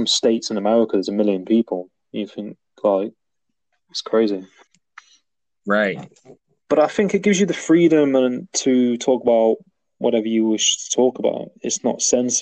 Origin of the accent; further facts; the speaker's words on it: Nottingham, East Midlands, United Kingdom; now in Cornwall, United Kingdom; I'm from Nottingham originally, like Robin Hood. But I'm living in Cornwall